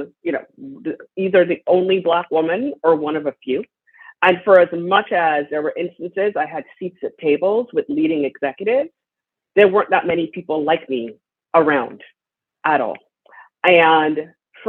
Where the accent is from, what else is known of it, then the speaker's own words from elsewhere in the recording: Trinidad & Tobago; moved away; My father was a pioneer in health equity where I grew up in Trinidad and Tobago